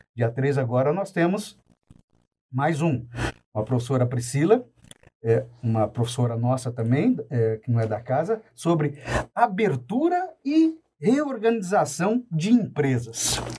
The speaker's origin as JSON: {"language": "Portuguese", "town": "Paranavaí", "region": "Paraná", "country": "Brazil", "tie": "born or raised there", "said": "Paranavaí, que é a minha cidade natal"}